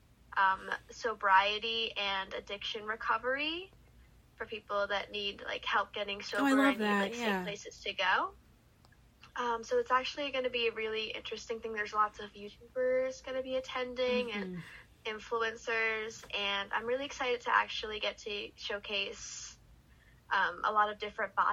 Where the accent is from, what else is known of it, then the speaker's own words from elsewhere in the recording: Philadelphia, Pennsylvania, United States; moved away as an adult; now in New York City, United States; I am from Philly